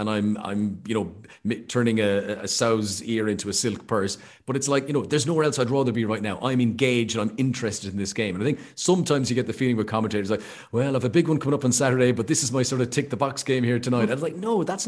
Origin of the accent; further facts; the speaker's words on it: Ireland; I'm Irish